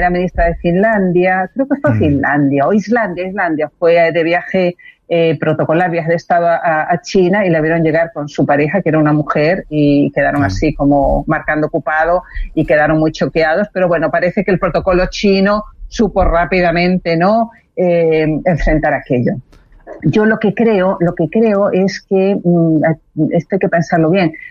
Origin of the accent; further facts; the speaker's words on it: Chile; also born or lived in Spain; sepan nuestros auditores que soy española y chilena.